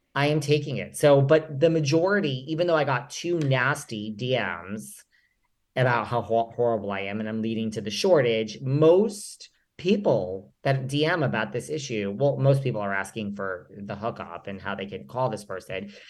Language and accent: English; New York, United States; I'm a New Yorker